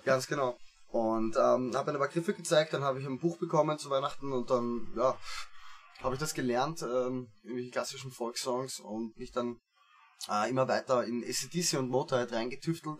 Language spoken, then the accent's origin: German; Gersdorf, Austria; also born or lived in Vienna; geboren in Wien eben, ähm, dann nach Gersdorf ausgezogen, da habe ich dann hauptsächlich Fußball gespielt ja. in meiner Jugend